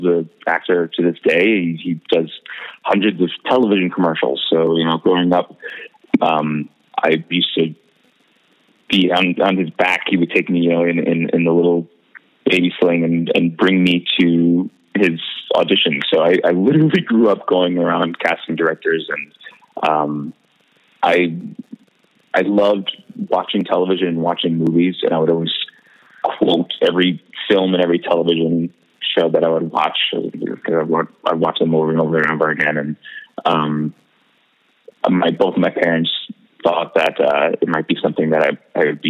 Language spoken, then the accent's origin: English; Los Angeles, California, United States; also born or lived in Brooklyn, New York; when my family moved to Los Angeles when I was about seven, I continued taking classes there